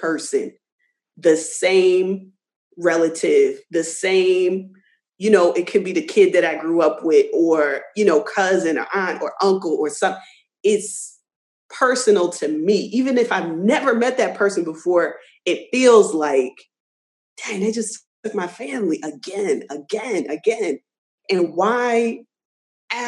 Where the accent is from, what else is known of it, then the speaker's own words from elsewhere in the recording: New Jersey, United States; I'm born and raised in New Jersey, but I certainly by way of the South.